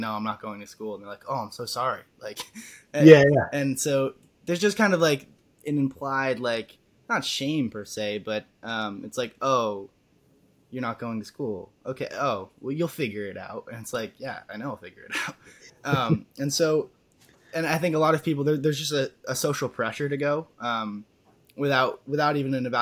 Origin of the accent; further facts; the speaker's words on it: Vermont, United States; born and raised in Vermont, still here